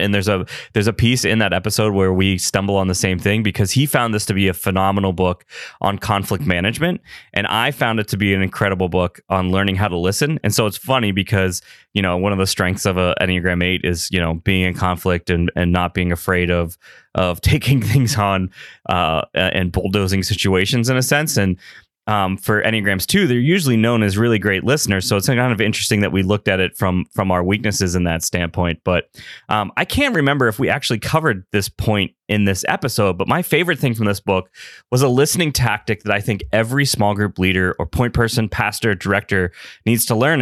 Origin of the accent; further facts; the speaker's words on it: Pittsburgh, Pennsylvania, United States; Pittsburgh, P A, which is my hometown